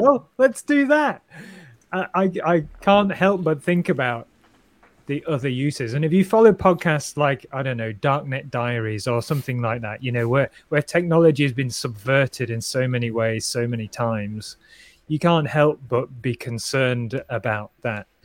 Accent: United Kingdom; I'm British

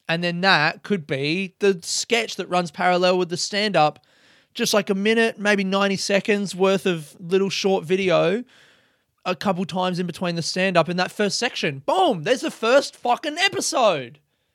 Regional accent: Adelaide, South Australia, Australia; we could go back to the house I grew up in Adelaide and take a picture of me in front of that.

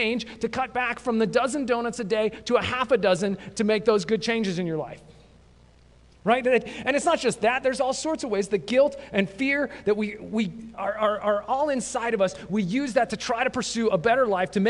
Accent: mountains west of Denver, Colorado, United States; I grew up in Colorado, actually just into the mountains west of Denver

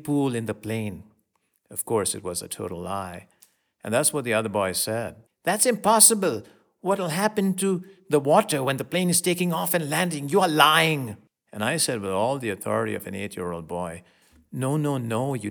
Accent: Mumbai, Maharashtra, India; a little boy growing up in Bombay in India, a suburb of Bombay

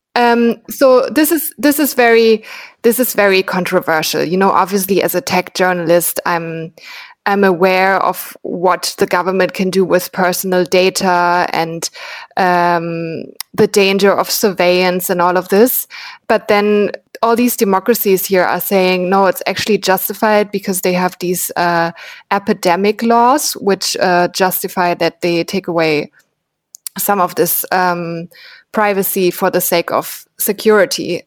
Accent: Berlin, Germany; I'm from Berlin, which is a very young city

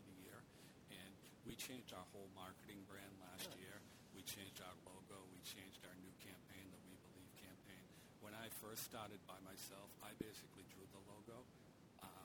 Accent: Weymouth, Massachusetts, United States; I grew up in Weymouth

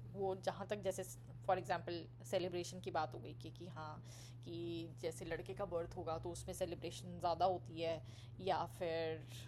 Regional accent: Delhi, India; मैं ऑब्वियसली मैं दिल्ली से हूँ

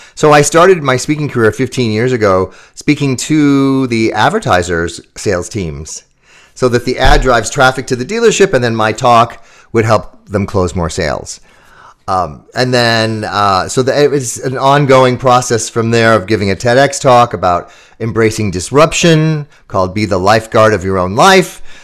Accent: Chicago, Illinois, United States; my hometown in Chicago

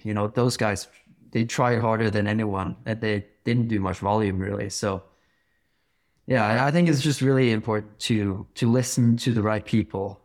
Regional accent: Bergen, Vestland, Norway; I grew up climbing in Bergen

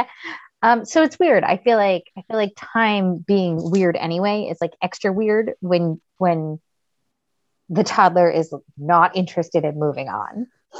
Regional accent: New York, United States; because we're from New York.

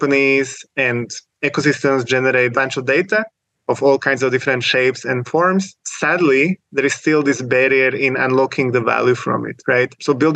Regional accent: Slovakia; moved away as an adult; now in Switzerland; I'm originally from Slovakia, typical Eastern European technical background, you know, coding competitions since high school.

